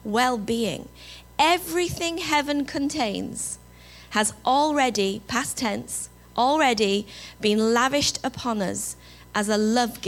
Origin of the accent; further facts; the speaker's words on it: England, United Kingdom; accent: English; moved away; my English accent